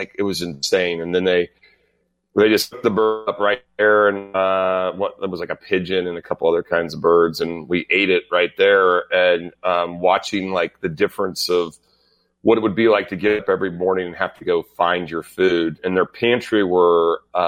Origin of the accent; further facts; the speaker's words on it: United States; I'm an American